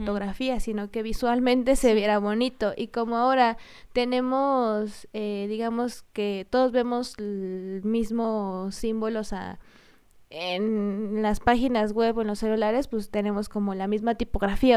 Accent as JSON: {"language": "Spanish", "region": "Michoacán", "country": "Mexico", "first_language": "Spanish", "said": "nosotras somos de, de Michoacán, del estado de Michoacán, y muchos se burlan de que decimos mucho la palabra pues."}